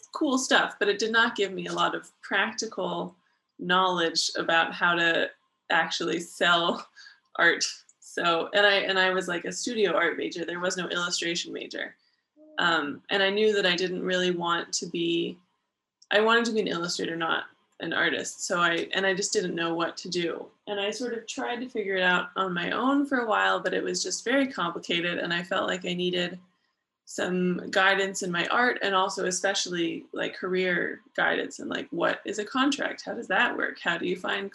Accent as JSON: {"language": "English", "town": "Berkeley", "region": "California", "country": "United States", "moved": "as an adult", "lives_now": "China", "said": "I'm from Berkeley, California, which is in the San Francisco Bay Area."}